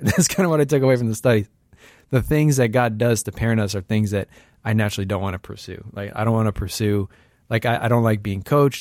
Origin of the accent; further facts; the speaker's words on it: Bay Area, California, United States; also born or lived in Saint Louis, Missouri; a kid who grew up in the Bay Area